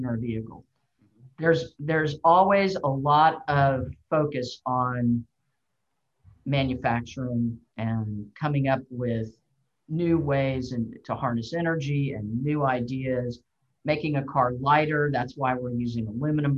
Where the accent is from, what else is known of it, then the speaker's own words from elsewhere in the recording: Houston, Texas, United States; in Houston, my hometown